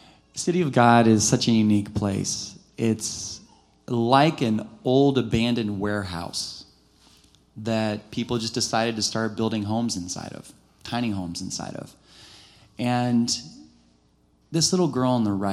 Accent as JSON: {"language": "English", "country": "United States", "said": "being an American without the language"}